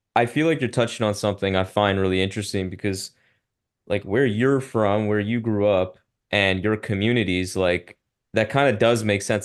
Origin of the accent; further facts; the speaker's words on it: Ottawa, Ontario, Canada; i grew up in a very white community in ottawa